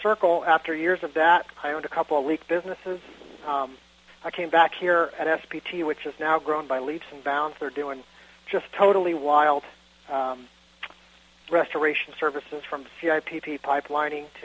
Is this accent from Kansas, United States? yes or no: yes; Kansas, United States; moved away as an adult; now in Florida, United States; I grew up in Kansas